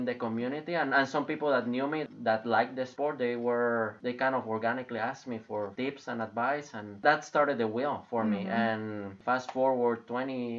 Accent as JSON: {"language": "English", "country": "Guatemala", "moved": "yes", "said": "I'm originally from Guatemala."}